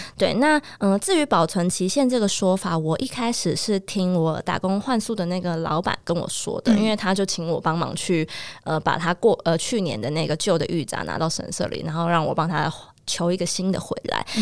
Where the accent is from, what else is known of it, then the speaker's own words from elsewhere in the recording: Taiwan; 我们台湾人过的是农历的新年